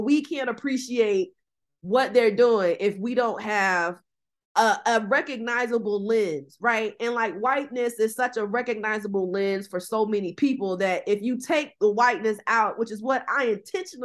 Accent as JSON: {"language": "English", "town": "Albany", "region": "Georgia", "country": "United States", "said": "I'm from Albany, which is in the southwest corner of the state, right? We have a very thick, peculiar way of talking"}